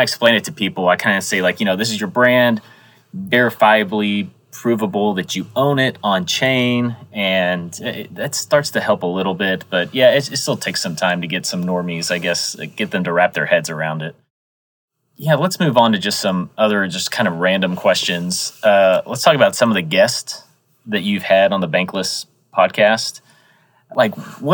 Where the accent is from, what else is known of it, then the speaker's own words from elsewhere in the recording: Dallas, Texas, United States; I'm actually from Dallas